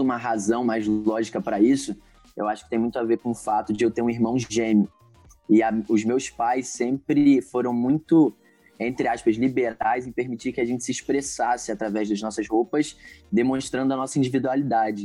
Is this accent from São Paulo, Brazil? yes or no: no; Niterói, Rio de Janeiro, Brazil; tenho 26 anos, sou daqui de Niterói, do Rio de Janeiro